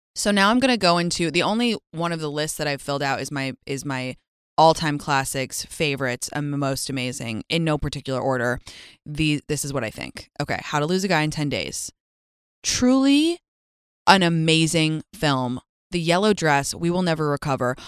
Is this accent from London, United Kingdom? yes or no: yes; London, United Kingdom; my hometown of London